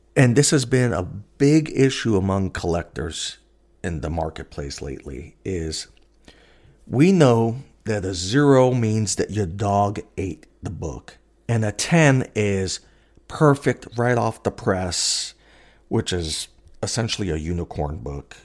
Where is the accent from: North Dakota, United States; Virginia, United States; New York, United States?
New York, United States; moved away as an adult; now in Alaska, United States; I'm originally a New Yorker